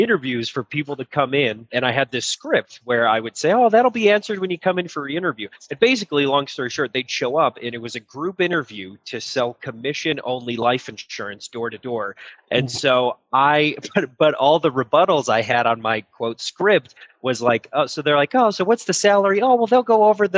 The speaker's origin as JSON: {"language": "English", "region": "Illinois", "country": "United States", "tie": "born or raised there", "also_born_or_lived": "Texas / Florida / Arizona", "said": "I grew up living in Illinois"}